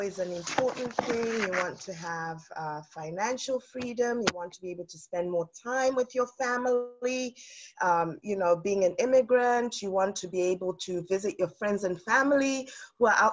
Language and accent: English; United Kingdom; also born or lived in South Africa; now in Boston, United States; I'm originally from South Africa, but I grew up in the United Kingdom